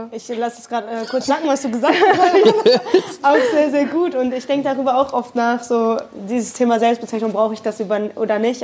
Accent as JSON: {"language": "German", "country": "Germany", "moved": "as an adult", "lives_now": "Netherlands", "said": "ich komme aus Deutschland"}